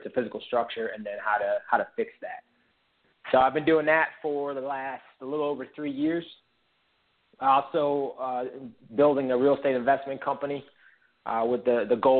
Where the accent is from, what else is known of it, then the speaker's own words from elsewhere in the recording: Connecticut, United States; moved away as an adult; also born or lived in Rhode Island / Boston / North Carolina / Colorado; So I grew up in Connecticut. I spent most of my life all my life in New England, but most of it was in Connecticut